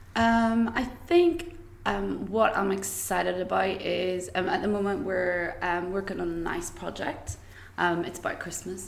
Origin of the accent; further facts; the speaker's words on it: Greencastle, Northern Ireland, United Kingdom; moved away as an adult; also born or lived in Belfast / London; I'm actually originally from a really small, small village in County Tyrone called Greencastle